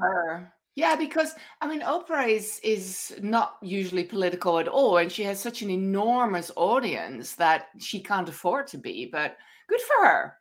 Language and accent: English; Netherlands; accent: Dutch; moved away; my cute Dutch accent